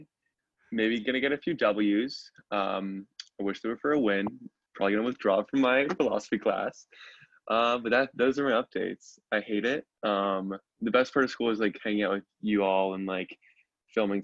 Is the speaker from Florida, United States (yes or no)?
no; Norwalk, Connecticut, United States; moved away; I'm from Norwalk, Connecticut